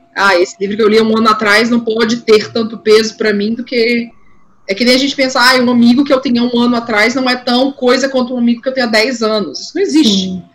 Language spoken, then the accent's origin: Portuguese; São Luís, Maranhão, Brazil; also born or lived in Ceará; now in São Paulo, Brazil; eu sou do, do São Luís, Maranhão e tal, mas metade da minha família é de lá